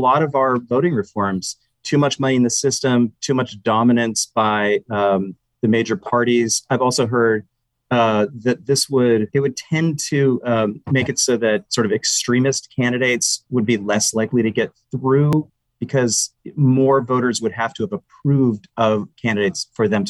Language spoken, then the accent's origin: English; Canada; now in Seattle, United States; I'm originally from Canada